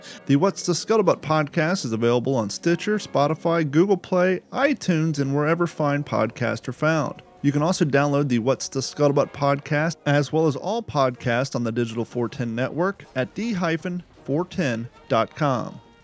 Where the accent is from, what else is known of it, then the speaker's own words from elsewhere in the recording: Ohio, United States; I grew up in Ohio